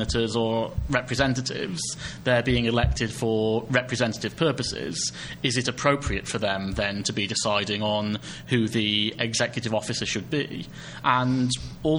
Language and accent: English; United Kingdom; speaking as a Brit